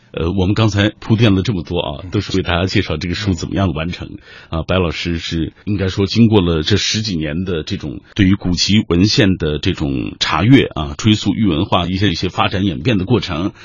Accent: Xinjiang, China; moved away; 从新疆来的，从小我在新疆就听说，好像新疆的和田玉是很有名的

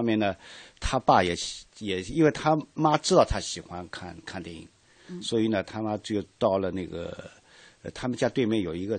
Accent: Shanghai, China; 咱们上海人叫香烟牌子，

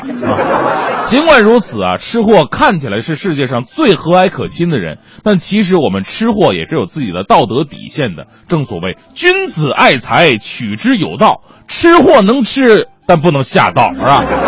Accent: Changchun, Jilin, China; moved away; 在我的老家吉林长春

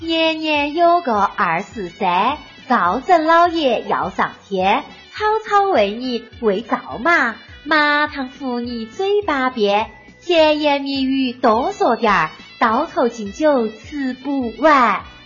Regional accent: Chengdu, Sichuan, China; 咱们成都人

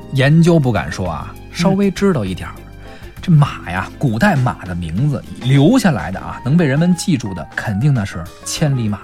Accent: China; 我们中国人啊

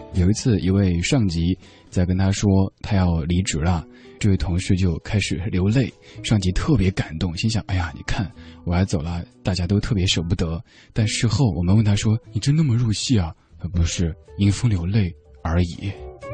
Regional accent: Chengdu, Sichuan, China; accent: Chengdu dialect; first language Chengdu dialect; 我的家乡话、成都话

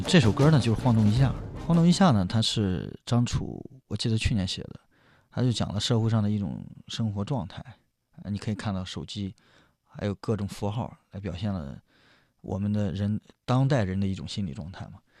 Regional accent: Jinan, Shandong, China; moved away; 我回我的老家济南

